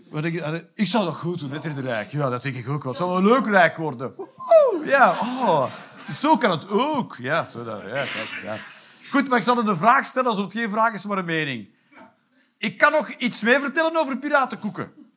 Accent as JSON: {"language": "Dutch", "area": "Limburg", "region": "Flanders", "country": "Belgium", "said": "als Limburger"}